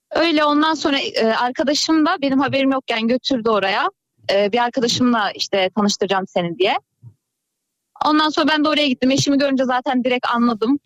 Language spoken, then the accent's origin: Turkish; Konya, Turkey; ben Konyalıyım. Konya'da oldu